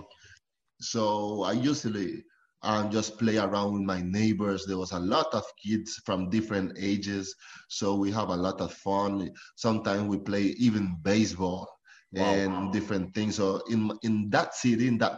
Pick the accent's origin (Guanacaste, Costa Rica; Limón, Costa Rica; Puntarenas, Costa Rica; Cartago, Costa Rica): Limón, Costa Rica; moved away; also born or lived in San José, Costa Rica; I born in San Jose, but I grew up in Limon, Costa Rica. That is the Caribbean side.